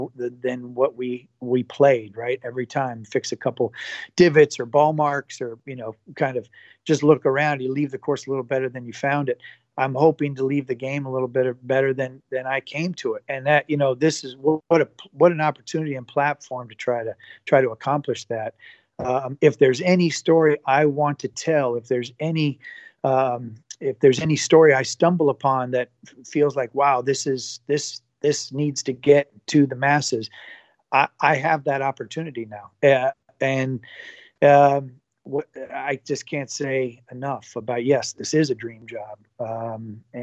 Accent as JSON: {"language": "English", "town": "Santa Rosa", "region": "California", "country": "United States", "tie": "born or raised there", "moved": "yes", "lives_now": "Orlando, United States", "said": "I played every sport growing up in Santa Rosa, California"}